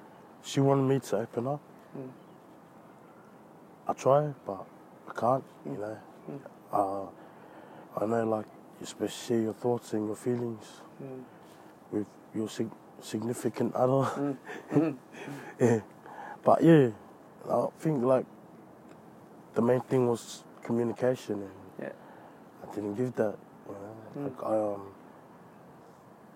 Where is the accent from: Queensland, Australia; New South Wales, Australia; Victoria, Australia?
New South Wales, Australia; Sydney; also born or lived in New Zealand; even though I was born in New Zealand, I feel like, you know, Australia is my home, because this is where I grew up.